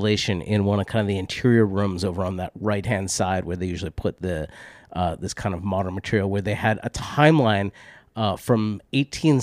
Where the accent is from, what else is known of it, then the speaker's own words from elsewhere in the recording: Boston, Massachusetts, United States; I grew up with in Boston